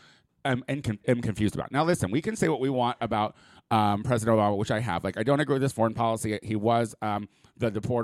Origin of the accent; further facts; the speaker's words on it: Clinton, United States; moved away as an adult; now in Los Angeles, United States; my hometown at my going-away party slash my tia's birthday party in Clinton right before I moved to L.A.